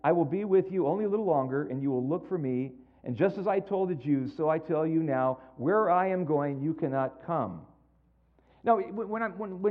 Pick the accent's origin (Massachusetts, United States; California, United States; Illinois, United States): California, United States; San Jose; moved away; I am from San Jose, born and raised in San Jose